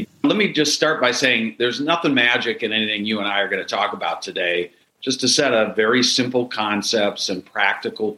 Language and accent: English; Minneapolis, Minnesota, United States; I am from Minneapolis